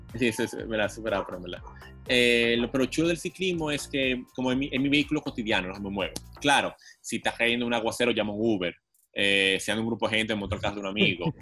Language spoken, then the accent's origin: Spanish; Santo Domingo, Distrito Nacional, Dominican Republic; yo en verdad nací en la Clínica Abreu eh, en el 90 Ahí frente al Parque Universal de Hostos